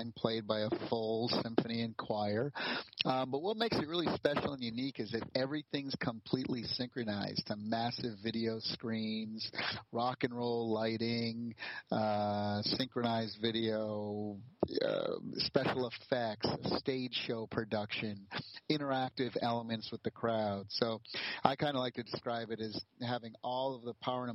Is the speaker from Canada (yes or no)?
no; East Coast of the U.S., United States; moved away as an adult; also born or lived in California; I grew up on the East Coast of the U.S., and when I turned 21, I got in my car and just literally left my parents crying on the doorstep and went to California